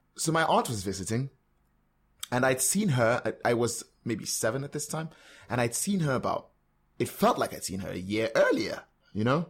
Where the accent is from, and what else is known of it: Calabar, Cross River, Nigeria; born or raised there; moved away; also born or lived in Port Harcourt, Rivers State